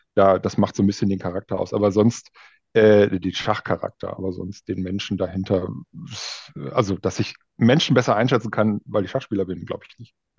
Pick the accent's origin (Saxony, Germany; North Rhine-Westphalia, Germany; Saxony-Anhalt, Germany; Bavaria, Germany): North Rhine-Westphalia, Germany; Münsterland; moved away as an adult; now in Berlin, Germany; aus Münsterland, da wo ich herkomme.